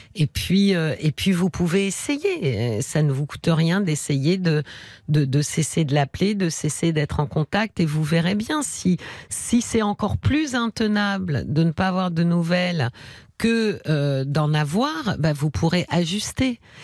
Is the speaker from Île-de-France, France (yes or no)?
yes; Paris, Île-de-France, France; accent: Parisian; il paraît que ça s'entend, hein, que je suis parisienne, parigo, parisienne